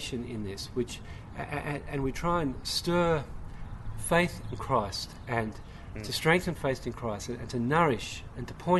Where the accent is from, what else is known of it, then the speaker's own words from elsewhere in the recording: Sydney, New South Wales, Australia; now in Vancouver, Canada; I'm an Aussie. I come from Sydney, Australia, but I live in Vancouver